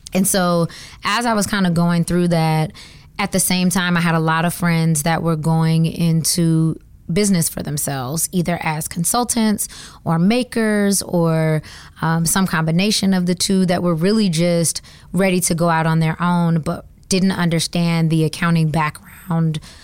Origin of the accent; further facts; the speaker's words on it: Georgia, United States; moved away as an adult; also born or lived in Atlanta, Georgia; now in Washington, DC, United States; I am from Georgia. I have been in DC for nine years now